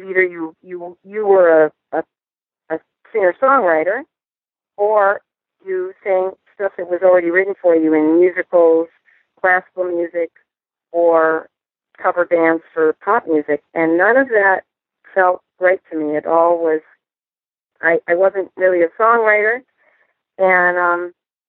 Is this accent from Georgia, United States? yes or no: no; Milwaukee, Wisconsin, United States; moved away; I was just in my hometown, Milwaukee, Wisconsin